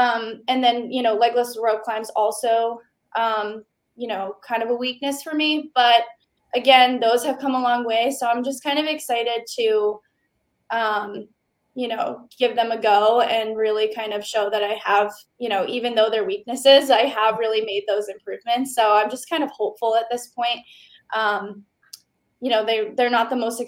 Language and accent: English; Massachusetts, United States; When I moved back to my hometown in Massachusetts